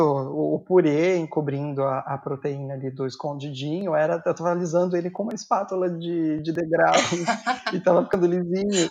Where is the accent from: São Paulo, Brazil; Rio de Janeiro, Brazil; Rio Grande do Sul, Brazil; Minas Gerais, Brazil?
São Paulo, Brazil; also born or lived in Guarulhos; Eu sou de São Paulo, a minha família morava em Guarulhos